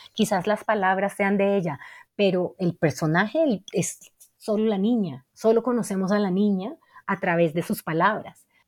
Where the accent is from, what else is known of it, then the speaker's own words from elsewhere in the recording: Cali, Valle del Cauca, Colombia; yo crecí en Cali